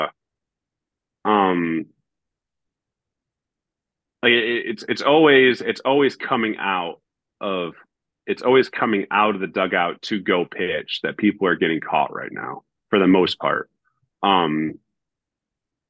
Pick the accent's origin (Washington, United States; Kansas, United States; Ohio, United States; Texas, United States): Ohio, United States; Northern; moved away as an adult; now in Toronto, Canada; I grew up in Northern Ohio